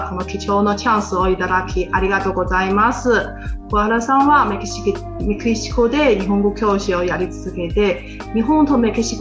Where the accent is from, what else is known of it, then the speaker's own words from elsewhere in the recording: Taiwan; Japanese is a second language; J 町の出身は台湾ですから、こ